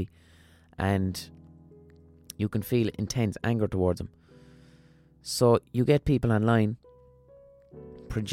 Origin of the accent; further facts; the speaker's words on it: Limerick, Munster, Ireland; accent: neutral Limerick city accent; my accent isn't even a strong Limerick accent. It's a pretty neutral Limerick city accent.